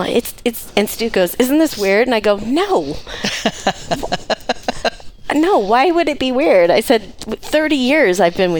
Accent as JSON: {"language": "English", "region": "Colorado", "country": "United States", "tie": "born or raised there", "moved": "yes", "lives_now": "Coeur d'Alene, United States", "said": "I grew up in Colorado"}